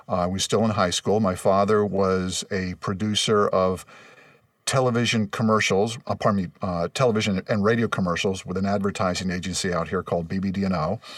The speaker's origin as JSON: {"language": "English", "town": "Los Angeles", "region": "California", "country": "United States", "tie": "born or raised there", "said": "Well, I grew up in Los Angeles, actually, the West San Fernando Valley."}